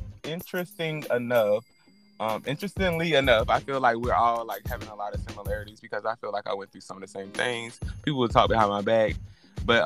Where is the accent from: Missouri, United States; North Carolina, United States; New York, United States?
North Carolina, United States; my North Carolina peoples, because we come from a different area